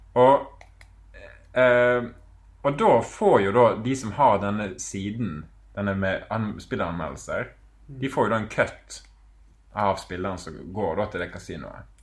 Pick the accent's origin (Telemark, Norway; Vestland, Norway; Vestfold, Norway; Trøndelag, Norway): Vestland, Norway; Bergen; moved away as an adult; also born or lived in Malta; flytter hjem med flyet. Lander på Flesland med to kofferter